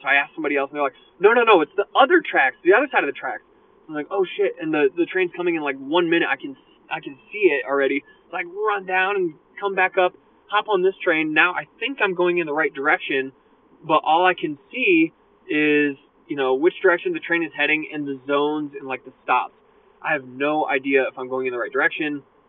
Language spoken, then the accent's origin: English; United States; I'm from America